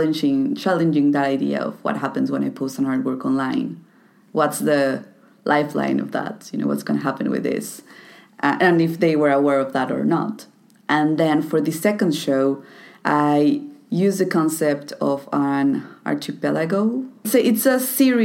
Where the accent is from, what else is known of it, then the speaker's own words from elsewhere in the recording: Toluca, State of Mexico, Mexico; my hometown, Toluca